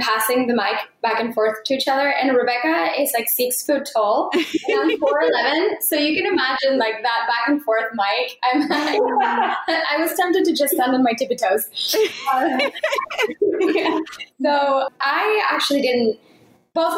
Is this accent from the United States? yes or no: no; Mexico; moved away; I grew up in Mexico and my parents live in Mexico still